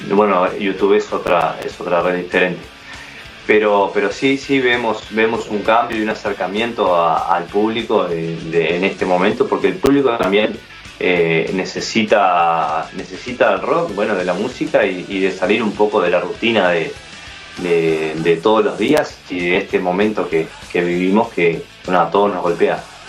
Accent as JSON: {"language": "Spanish", "town": "San Ramón", "region": "Canelones", "country": "Uruguay", "tie": "born or raised there", "said": "nací en San Ramón, que es una ciudad, la ciudad más al norte de Canelones."}